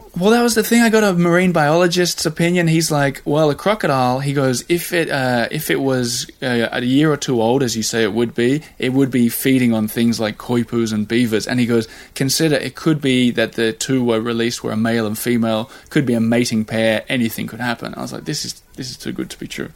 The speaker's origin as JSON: {"language": "English", "country": "Australia", "moved": "yes", "lives_now": "Paris, France", "said": "as an Australian with a Swedish wife living in Paris"}